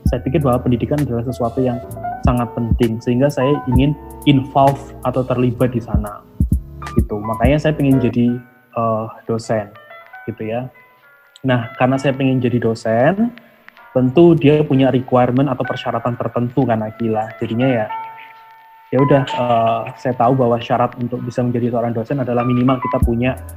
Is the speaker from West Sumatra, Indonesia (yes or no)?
no; Lumajang, East Java, Indonesia; saya orang Lumajang Jawa Timur sebuah uh, kabupaten kecil antara Jember sama Malang gitu ya